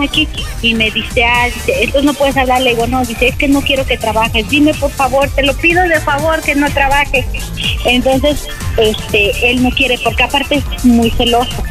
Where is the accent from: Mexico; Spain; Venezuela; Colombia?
Mexico; Mexico City; now in Tlaxcala, Mexico; yo soy de allá, de México. Bueno, yo nací en México, pero ya tiene muchos años que vivo aquí en, Tlaxcala